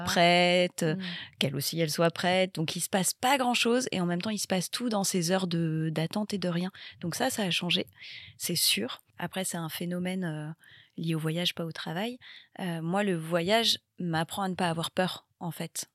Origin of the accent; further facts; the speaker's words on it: Bayonne, Nouvelle-Aquitaine, France; moved away as an adult; now in Paris, France; J'ai grandi au Pays Basque, j'ai grandi à Bayonne et je vis à Paris depuis euh, plus de dix ans